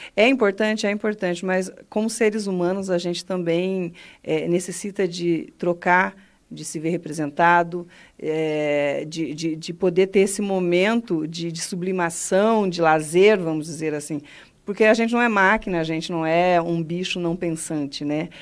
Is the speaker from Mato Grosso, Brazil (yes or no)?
yes; Mato Grosso, Brazil; moved away as an adult; also born or lived in Cascavel, Paraná / Roraima; now in Foz do Iguaçu, Brazil; fui com o povo lá para o Mato Grosso